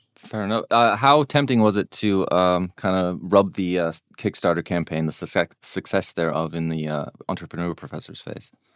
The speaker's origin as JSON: {"language": "English", "country": "United States", "said": "I'm an American"}